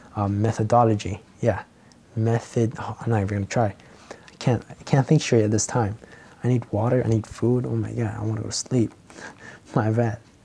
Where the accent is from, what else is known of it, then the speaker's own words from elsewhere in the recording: Philippines; accent: Filipino; my Filipino accent